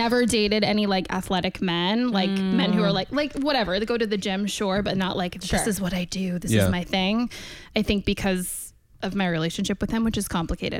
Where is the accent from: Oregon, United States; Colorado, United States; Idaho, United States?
Oregon, United States; also born or lived in California; Yeah, Oregon. I was born in California, Northern California, but we only lived there for probably less than a year.